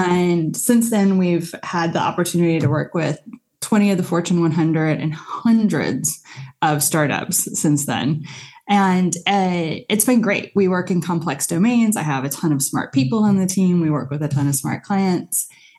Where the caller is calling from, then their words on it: Santa Cruz, California, United States; I am in Santa Cruz, California.